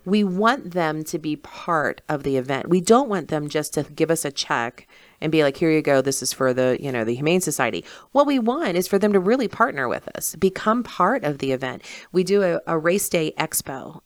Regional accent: South Berkeley County, West Virginia, United States; I'm from South Berkeley, you know. So I graduated from Musselman

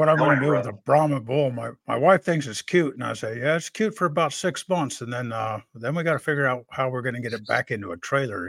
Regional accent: Texas, United States; now in North Carolina, United States; I'm from Texas originally

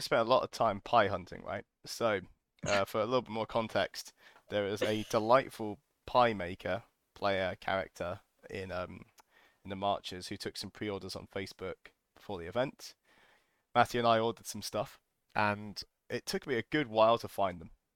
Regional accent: United Kingdom; we're British

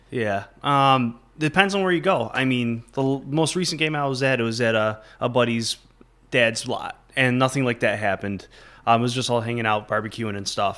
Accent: Batavia, New York, United States; moved away as an adult; also born or lived in Buffalo, New York / Fredonia, New York; now in Plattsburgh, United States; I'm actually originally from Batavia, New York

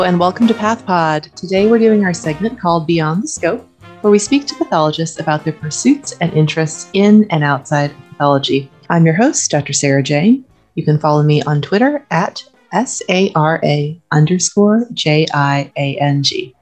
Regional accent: China; moved away; I'm from China

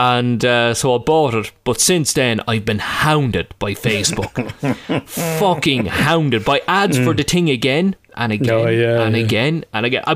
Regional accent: Ireland

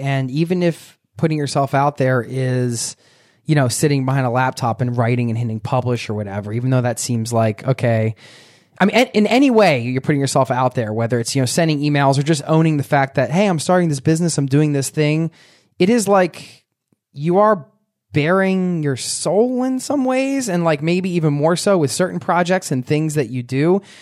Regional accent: Philadelphia, Pennsylvania, United States; We're from Philly

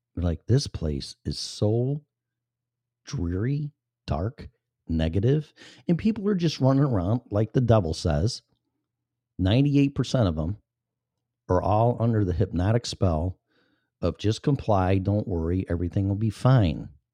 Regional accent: Illinois, United States; moved away; going back to my home state

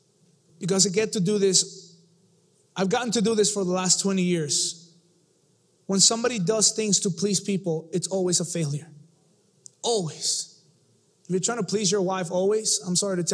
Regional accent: Mexico City, Mexico; I come from Mexico City

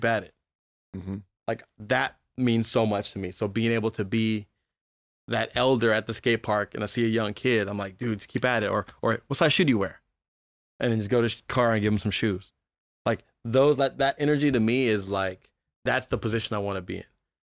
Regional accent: Berkeley, California, United States; also born or lived in Oakland; Born and raised in Berkeley, Berkeley and Oakland.

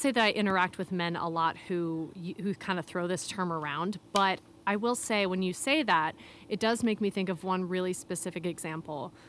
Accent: Chicago, Illinois, United States; moved away as an adult; also born or lived in Philadelphia / Hong Kong; I'm from Chi-, the Chicago area origi-, originally

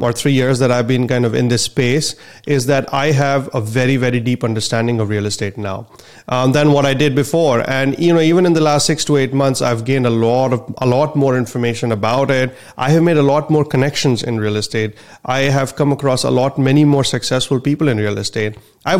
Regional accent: India; moved away as an adult; now in United States; I'm a physician from India and my parents are physicians there as well

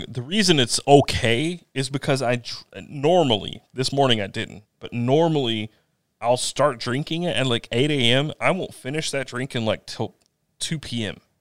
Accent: Eastern North Carolina, United States; I'm from Eastern North Carolina, Eastern-ish. I'm from the, the middle of the state, sort of.

